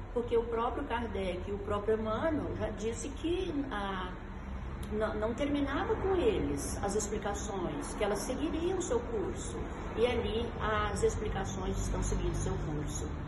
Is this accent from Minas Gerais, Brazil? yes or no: yes; Uberaba, Minas Gerais, Brazil; sou de Uberaba, da terra do Chico Xavier, aqui no Triângulo Mineiro